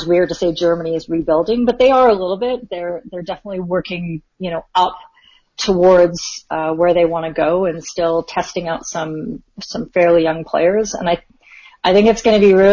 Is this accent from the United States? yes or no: no; Canada; I'm Canadian